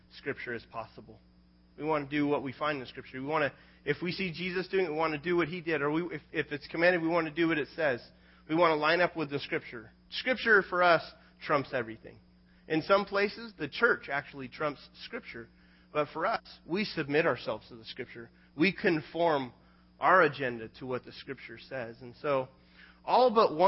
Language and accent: English; United States